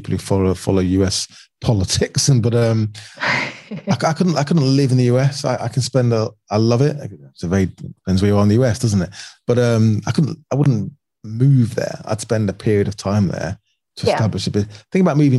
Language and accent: English; Manchester, North West England, United Kingdom; moved away as an adult; now in London, United Kingdom; I grew up a lot of time growing up in Manchester.